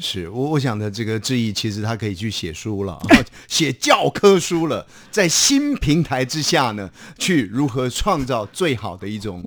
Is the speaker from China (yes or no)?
no; Taiwan; 那我的父亲，我的母亲，他们都是呃，这个也是台湾的一个先辈哈